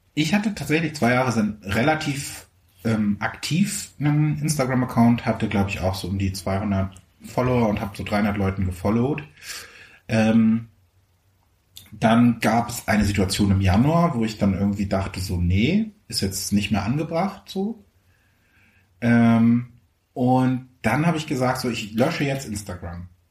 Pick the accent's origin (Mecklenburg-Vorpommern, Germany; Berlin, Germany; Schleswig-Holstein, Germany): Mecklenburg-Vorpommern, Germany; ich kam halt wirklich aus Mecklenburg-Vorpommern